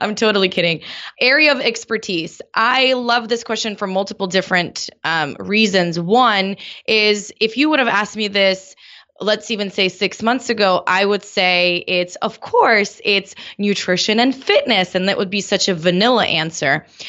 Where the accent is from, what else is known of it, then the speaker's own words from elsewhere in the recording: Moscow, Russia; now in San Diego, United States; I grew up in Moscow